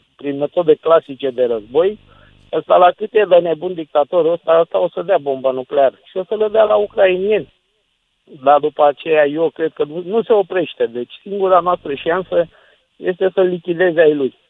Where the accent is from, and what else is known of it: Romania